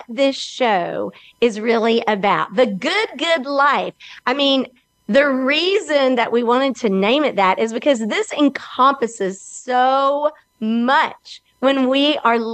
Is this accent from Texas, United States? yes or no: no; Alabama, United States; I am from Alabama, and I am located right here in Birmingham, also known as the Magic City